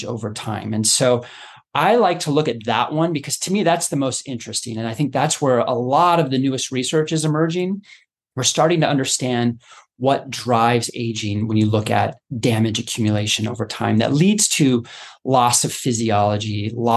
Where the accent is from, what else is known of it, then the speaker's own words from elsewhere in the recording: Boulder, Colorado, United States; I grew up in Colorado, you know, Boulder area, going to Red Rocks Amphitheater